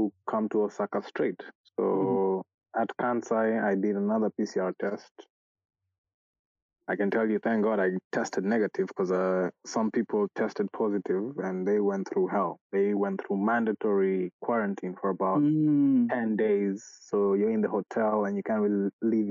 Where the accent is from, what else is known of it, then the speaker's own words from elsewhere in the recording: Kenya; moved away as an adult; now in Japan; I'm from Kenya, and I have recently just relocated to Japan, which is about 3 months since I just moved here